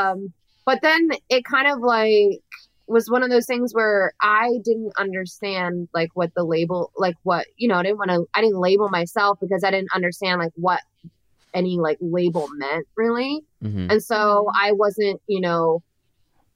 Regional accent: Florida, United States; I grew up in Florida, I grew up in, you know, a I don't know a better way to say this, but a red county.

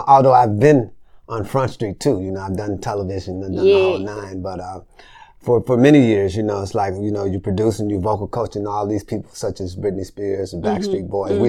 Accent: Memphis, Tennessee, United States; moved away as an adult; also born or lived in Los Angeles, California / Chicago / New York / Nashville; I grew up in Memphis. You know, I was born in L.A., but I grew up in Memphis.

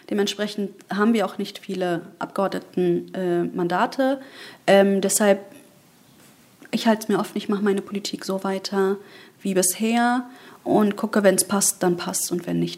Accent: Bayburt, Turkey; also ich komme ja aus Bayburt mhm, äh, in der Türkei

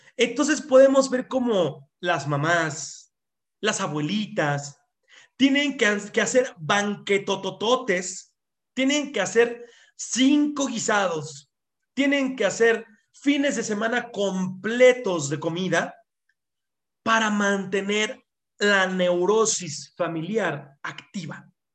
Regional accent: Mexico; en México y en gran parte de nuestra cultura

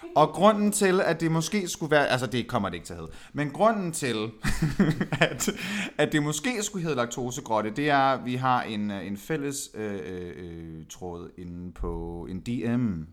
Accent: Aalborg, North Denmark Region, Denmark; jeg er født og opvokset i Aalborg

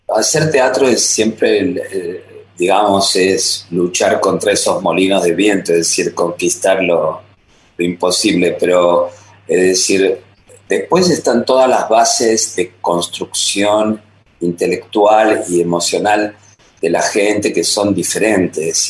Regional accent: Buenos Aires, Argentina; moved away as an adult; also born or lived in France; now in Paris, France; la formación aquí en Buenos Aires fue muy, muy potente y muy, muy sólida, creo, como para olvidarme que soy argentino.

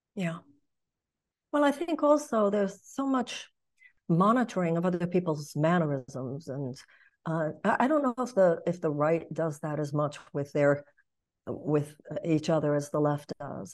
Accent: Texas, United States; moved away as an adult; also born or lived in Los Angeles / New York / Michigan; I come from Texas.

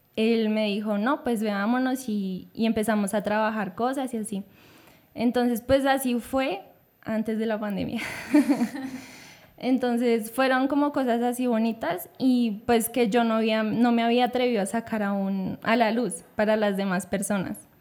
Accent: Bogotá, Bogotá Capital District, Colombia; pues crecimos en la localidad Rafael Uribe, en el barrio

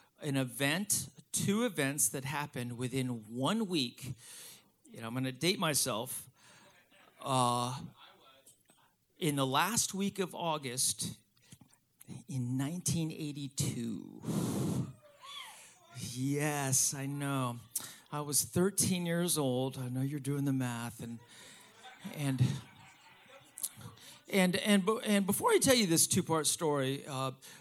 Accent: Miami, Florida, United States; I'm from Miami. I was born and raised here.

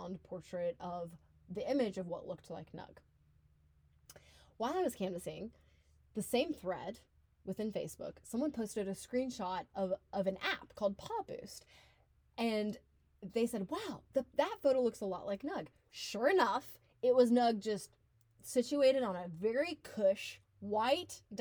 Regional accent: the South, United States; also born or lived in Europe; as women growing up in the South

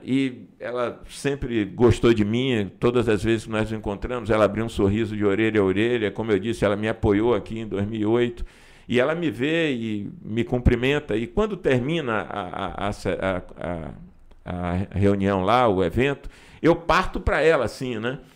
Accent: Feira de Santana, Bahia, Brazil; tá na minha terra, trabalhando por feira

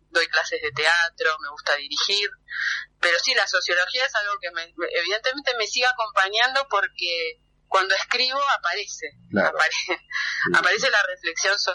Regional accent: Temperley, Buenos Aires Province, Argentina; yo me crié en Temperley

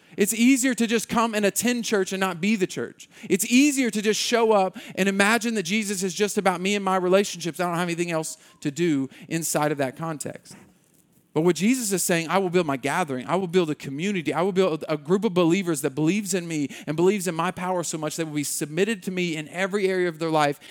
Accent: United States

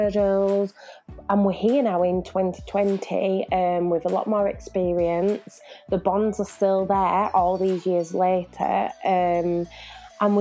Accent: Leeds, Yorkshire and the Humber, United Kingdom; moved away as an adult; also born or lived in Lille, France; now in Manchester, United Kingdom; my young people from Leeds, my hometown

